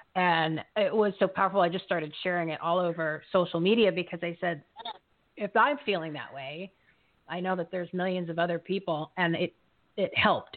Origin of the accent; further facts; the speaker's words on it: New Jersey, United States; now in Arizona, United States; here in Arizona, I'm originally from New Jersey